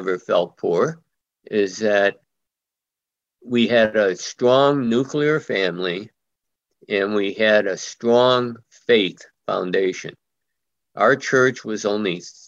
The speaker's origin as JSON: {"language": "English", "town": "Chicago", "region": "Illinois", "country": "United States", "tie": "born or raised there", "said": "I grew up in Logan Square, which is primarily Polish, German, Italian, a few Jews, and my family"}